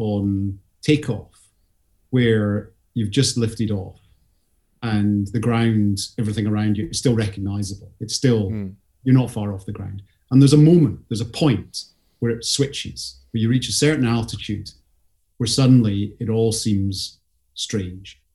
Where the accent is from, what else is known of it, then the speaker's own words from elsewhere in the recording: Scottish Highland Boundary, near Perth, Scotland, United Kingdom; I grew up on that bit where basically the land starts going up the way